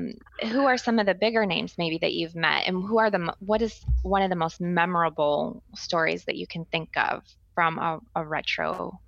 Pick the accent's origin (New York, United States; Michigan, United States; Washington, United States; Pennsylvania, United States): Michigan, United States; Steve's like me, we grew up in Michigan.